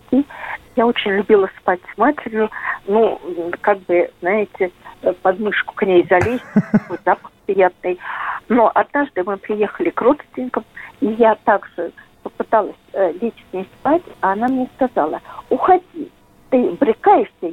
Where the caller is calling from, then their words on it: Yaroslavl, Yaroslavl Oblast, Russia; Мне 80 лет, я из Ярославля. Я родилась в 41 году, 31 мая.